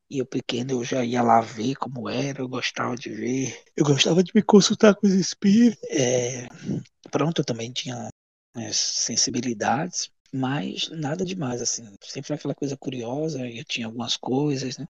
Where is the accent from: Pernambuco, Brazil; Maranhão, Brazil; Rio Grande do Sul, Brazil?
Pernambuco, Brazil; Goiana; moved away as an adult; also born or lived in Rio de Janeiro, Brazil / United States; now in Lisbon, Portugal; mas eu sou pernambucano. Sou pernambucano e de Goiânia